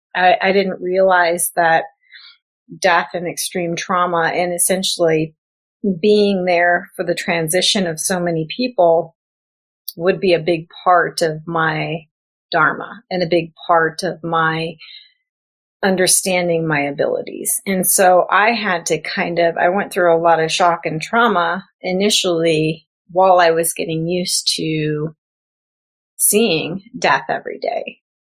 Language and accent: English; Midwest, United States; also born or lived in Florida; I had moved from Florida. I was raised in the Midwest, ran all over the place, lived in Florida, and then I came out to California.